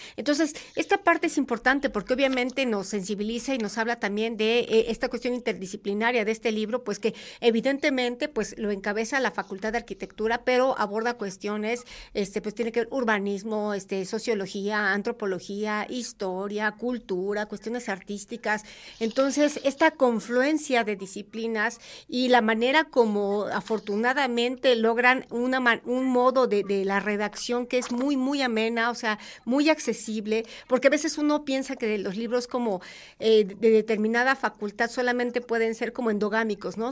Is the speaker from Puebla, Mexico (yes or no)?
yes; Puebla, Mexico; como poblanos, como universitarios